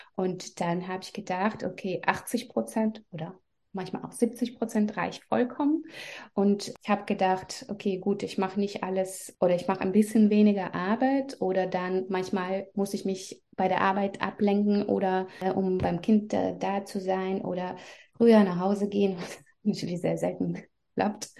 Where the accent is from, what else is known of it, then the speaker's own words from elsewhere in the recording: Belarus; German is a second language; moved away as an adult; also born or lived in Russia; now in Germany; ich komme aus Belarus